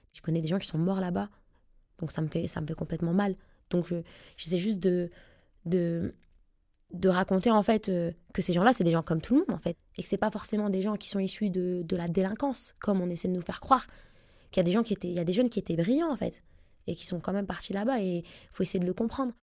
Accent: Roubaix, Hauts-de-France, France; j'aurai toujours un pied dans Roubaix. C'est là où j'ai grandi, c'est là où mes parents vivent

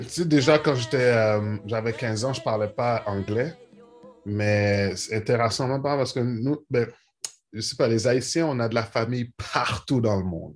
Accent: Montreal, Quebec, Canada; je suis né à Montréal.

